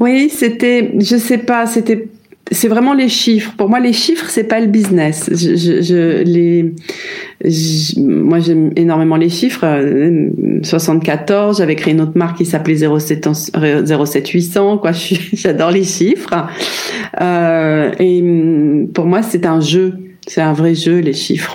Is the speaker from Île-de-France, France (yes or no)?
yes; Paris, Île-de-France, France; moved away as an adult; also born or lived in Chiang Mai, Thailand / Ibiza, Spain; j'ai vécu 10 ans dans le 15e arrondissement, là où j'ai grandi. Après, on a changé de maison, toujours dans Paris.